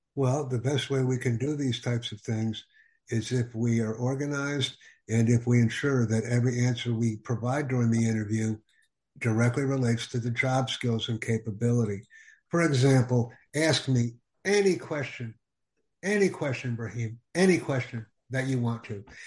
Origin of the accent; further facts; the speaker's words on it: United States; I am from the United States